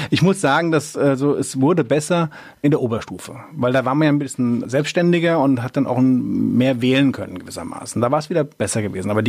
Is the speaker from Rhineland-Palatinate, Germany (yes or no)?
yes; Mainz, Rhineland-Palatinate, Germany; Genau, ich bin also direkt in der Altstadt aufgewachsen, also in der Filzbach, wie man so schön sagt. Ich bin echte Mainzer, so im Schatten des Doms, ja.